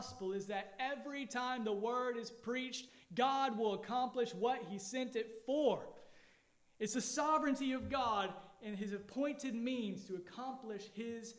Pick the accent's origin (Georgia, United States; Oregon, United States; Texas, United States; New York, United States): Georgia, United States; now in Allendale, United States; I grew up in Georgia and snow was rare